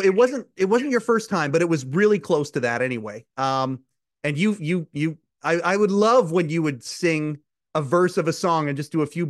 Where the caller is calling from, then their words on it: Kelowna, British Columbia, Canada; Kelowna, British Columbia, Canada.